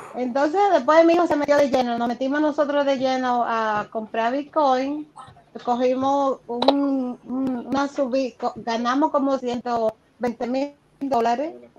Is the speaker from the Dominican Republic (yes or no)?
yes; Dominican Republic; somos dominicanos.